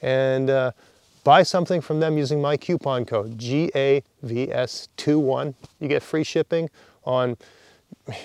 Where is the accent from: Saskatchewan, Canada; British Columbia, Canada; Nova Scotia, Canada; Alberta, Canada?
Nova Scotia, Canada; also born or lived in Ontario; I grew up here in Nova Scotia, and then I moved to Ontario for 6 years for graduate school. Then I moved back